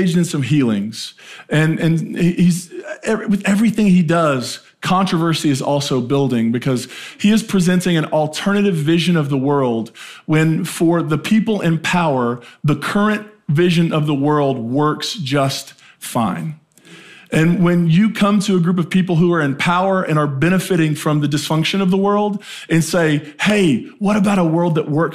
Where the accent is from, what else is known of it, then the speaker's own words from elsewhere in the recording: Appalachia, United States; moved away as an adult; I grew up in a small town in Appalachia, and my entire life going to 18 was like, how fast can I get out?